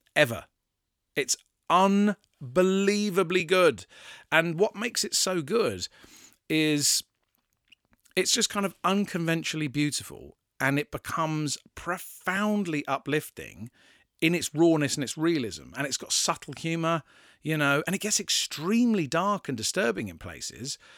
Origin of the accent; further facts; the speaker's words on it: England, United Kingdom; I'm English and I live in England